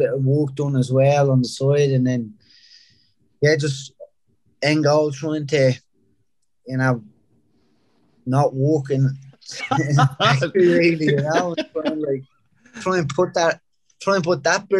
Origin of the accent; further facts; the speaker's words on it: Dublin, Leinster, Ireland; moved away as an adult; also born or lived in Rathcoole; I grew up in Ringsend until I was about 6 or 7, and then moved across the river to East Wall. Lived there another like 7 or 8 years